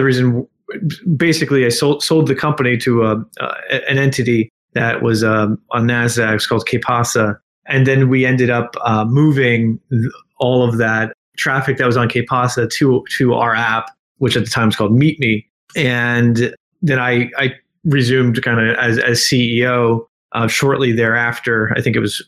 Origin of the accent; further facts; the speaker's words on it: South Plainfield, New Jersey, United States; also born or lived in Princeton, New Jersey; I was from South Plainfield High School.